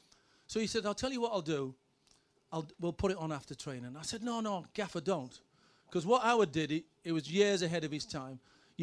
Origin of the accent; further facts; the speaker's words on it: Middlesbrough, North East England, United Kingdom; I was born in Middlesbrough, so it was my ambition to play for Middlesbrough.